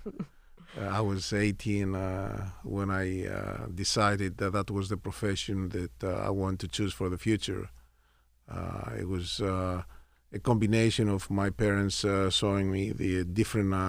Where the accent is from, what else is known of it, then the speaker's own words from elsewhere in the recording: Thessaloniki, Central Macedonia, Greece; moved away as an adult; also born or lived in Houston, Texas; My family is from Thessaloniki, Greece